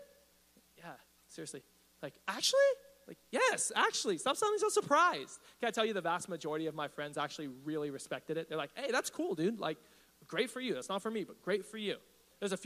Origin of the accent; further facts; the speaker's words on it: Riverside, California, United States; also born or lived in East Los Angeles, California; I was raised in East Riverside